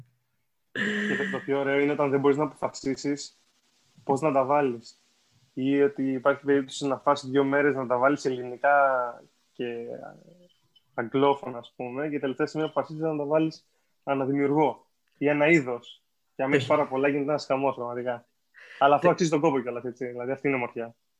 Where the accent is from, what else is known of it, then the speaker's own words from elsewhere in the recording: Greece; σαν παιδί στην Ελλάδα των 2000 αρχές